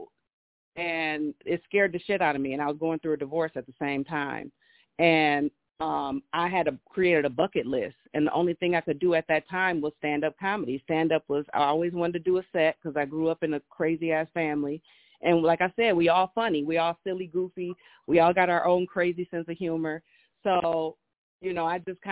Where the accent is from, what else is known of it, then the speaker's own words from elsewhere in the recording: Grand Rapids, Michigan, United States; I'm from Grand Rapids.